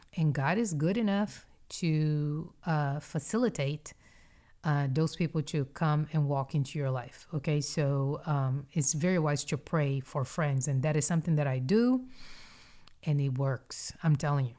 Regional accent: Brazil; moved away as an adult; also born or lived in Mississippi / North Carolina / Houston, Texas; I was born and raised in Brazil.

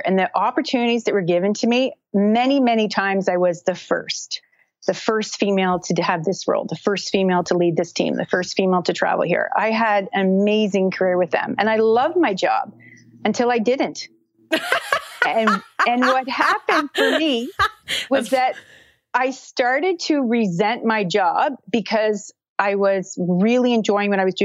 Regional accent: Brockville, Ontario, Canada; I'm from Canada, and I live in a small town called Brockville, Ontario

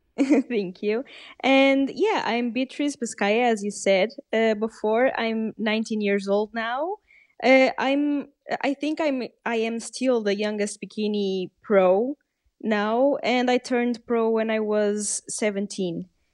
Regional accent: Portugal; English is a second language; I'm Portuguese, I'm half Portuguese and half Canadian, uh, but I was born in Portugal and I live in Portugal

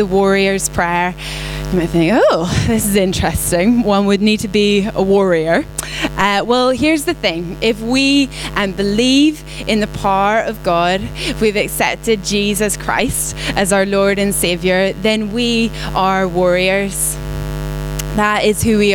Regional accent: Belfast, Northern Ireland, United Kingdom; moved away; I'm not from here. I'm from Northern Ireland. Some people think Scottish, some people think American, Australian, South African. I'm from Belfast.

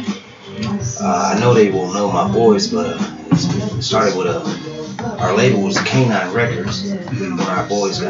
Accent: Tonga; now in United States; originally, I'm from Fahefa. But I was raised in Weah. My mother's from Weah. And so I was born out here, but I was sent back, you know, to learn the tongue and culture in its ways

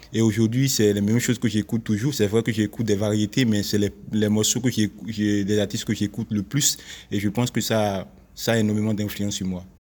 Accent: Benin; je suis béninois

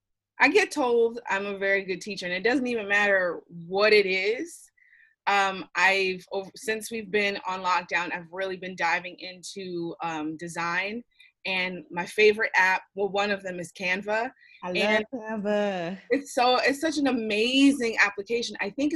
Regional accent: Philadelphia, Pennsylvania, United States; I'm from Philly originally. So I don't know if everyone knows that about me. It's like born and bred, still live there.

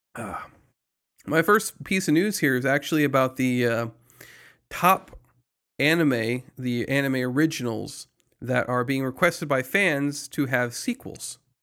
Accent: United States; I'm American

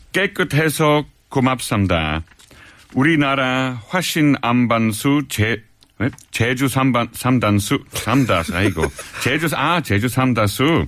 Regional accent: Australia; Korean is a second language; moved away as an adult; also born or lived in Netherlands; now in South Korea; 제가 네덜란드에서 태어났고 호주에서 자랐어요. 그리고 15년 동안 계속 한국에서 살아왔고

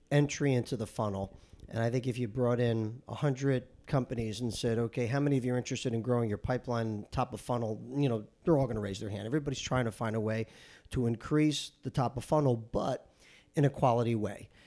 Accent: Paterson, New Jersey, United States; I grew up in New Jersey. Okay. I grew up in Paterson, New Jersey, very proud of it, blue collar town.

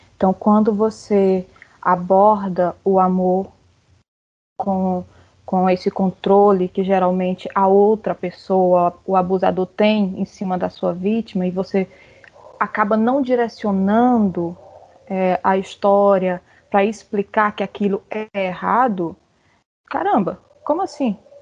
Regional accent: Ceará, Brazil; eu sou cearense

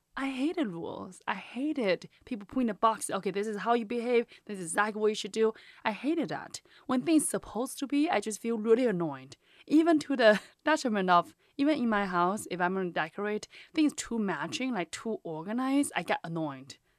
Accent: China; English is a second language; moved away as an adult; now in United States; I'm from China

